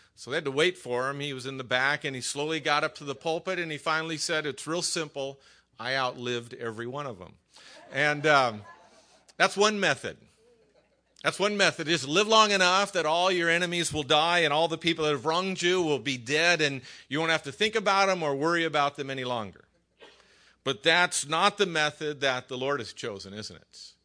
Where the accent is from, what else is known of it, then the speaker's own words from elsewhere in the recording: Hacienda Heights, California, United States; also born or lived in La Mirada, California; I was raised over in Hacienda Heights.